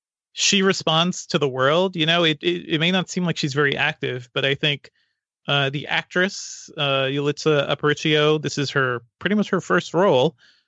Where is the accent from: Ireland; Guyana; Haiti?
Guyana; born there; I was born in South America and I visited there a couple of times since then, in Guyana.